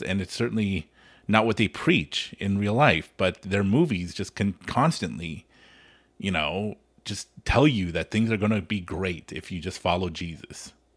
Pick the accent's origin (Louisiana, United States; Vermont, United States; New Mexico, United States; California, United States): California, United States; Los Angeles; I grew up in Hollywood